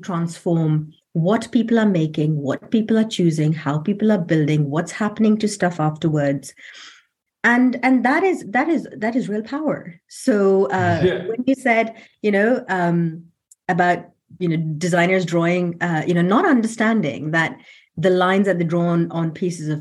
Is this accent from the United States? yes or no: no; London, United Kingdom; I'm from London